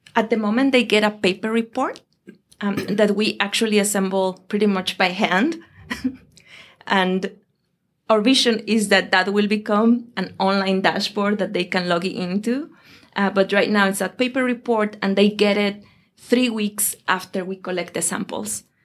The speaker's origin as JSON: {"language": "English", "region": "Mexico City", "country": "Mexico", "also_born_or_lived": "Europe / Asia", "moved": "as an adult", "lives_now": "Boston, United States", "said": "I am from Mexico"}